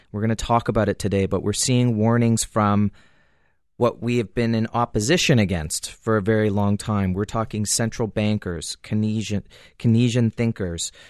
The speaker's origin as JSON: {"language": "English", "country": "Canada", "said": "as a Canadian"}